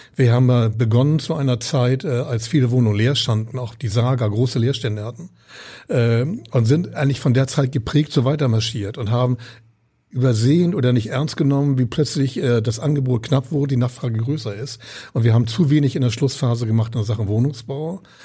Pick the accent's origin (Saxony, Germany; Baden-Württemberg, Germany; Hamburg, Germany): Hamburg, Germany; also born or lived in Berlin; ich bin, bin Hamburger und Norddeutscher durch und durch